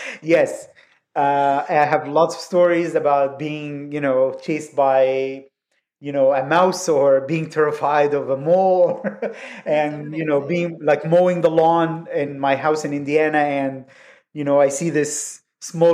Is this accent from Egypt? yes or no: yes; Egypt; moved away; growing up in Egypt